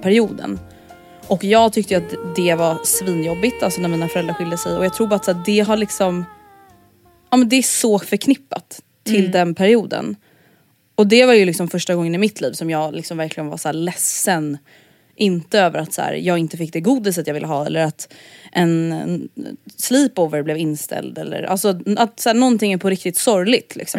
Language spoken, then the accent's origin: Swedish; Stockholm, Stockholm County, Sweden; att växa upp i förorten i Stockholm blev liksom så himla mycket så här ens identitet